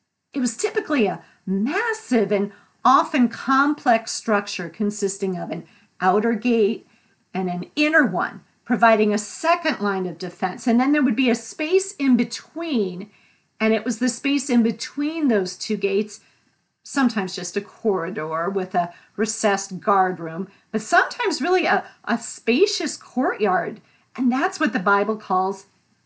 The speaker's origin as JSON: {"language": "English", "region": "New England", "country": "United States", "said": "I'm from New England"}